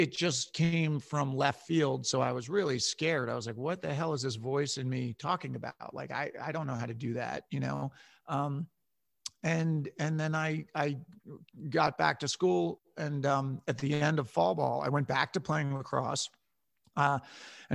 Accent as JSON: {"language": "English", "area": "Westchester County", "region": "New York", "country": "United States", "tie": "born or raised there", "said": "So I grew up in Westchester County, New York, about an hour north of New York City."}